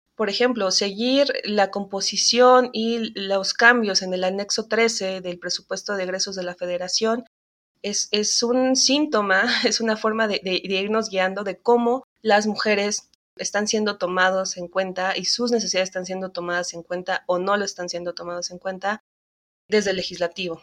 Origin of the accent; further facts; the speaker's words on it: Mexico; como mexicanas